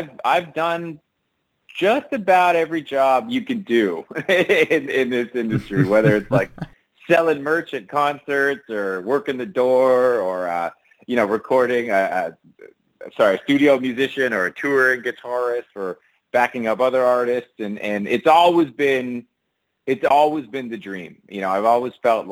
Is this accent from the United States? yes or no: no; Toronto, Ontario, Canada; growing up in Toronto